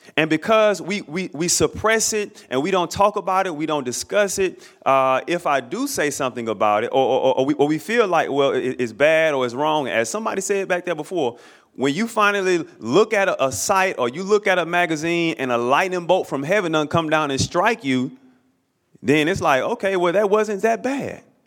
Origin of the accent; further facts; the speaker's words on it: Alabama, United States; I grew up in the state of Alabama, born and raised in Alabama